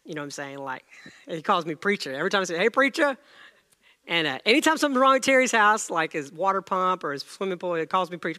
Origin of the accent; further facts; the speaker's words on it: India; moved away; I was born in India